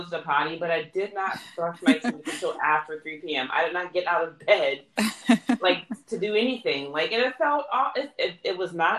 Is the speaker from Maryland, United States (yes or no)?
yes; Columbia, Maryland, United States; also born or lived in Baltimore, Maryland; I grew up in Columbia, but I'm from Baltimore.